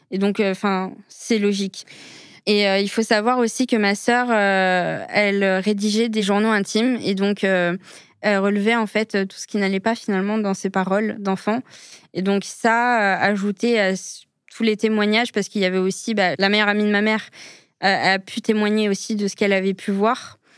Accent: Algeria; quand on me voit d'un premier abord, on ne sait pas que je suis algérienne.

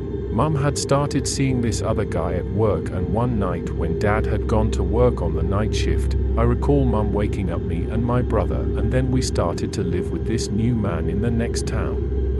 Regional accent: North West England, United Kingdom; born there; I was born in Lancashire in England in 1968, which makes me 54 by the time, this while you are listening.

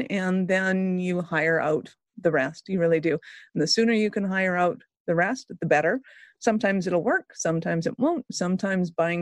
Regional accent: Calgary, Alberta, Canada; I'm Canadian. I'm from Calgary.

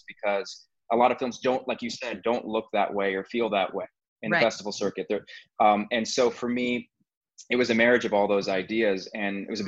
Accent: United States; as an American

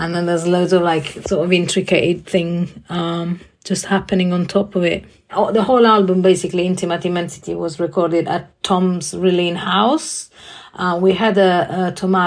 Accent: Italy; now in London, United Kingdom; I live in London. I'm originally from Italy

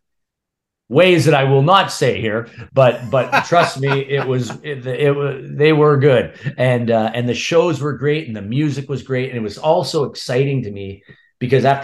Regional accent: North Bay, Ontario, Canada; moved away; also born or lived in Toronto; in my hometown in North Bay

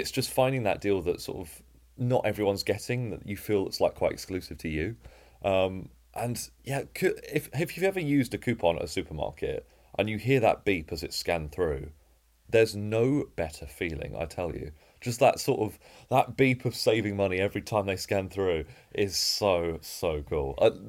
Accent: East of England, United Kingdom; So I was born and raised in Essex, so I'm an Essex boy, although you can't really hear it in my accent.

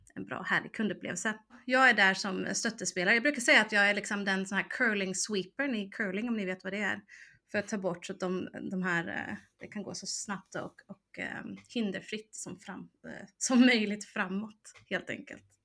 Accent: United States; moved away as an adult; now in Sweden; jag växte upp i USA så jag var mm. ju både där från 2 till 18

